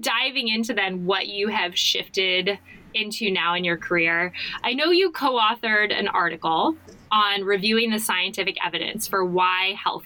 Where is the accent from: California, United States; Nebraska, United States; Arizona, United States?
Arizona, United States; I am from Arizona, and I went to this kind of prospective students weekend at University of Arizona.